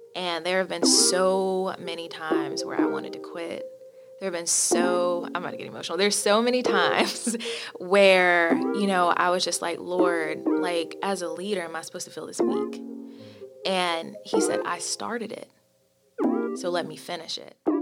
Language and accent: English; High Point, North Carolina, United States; I'm from High Point, North Carolina.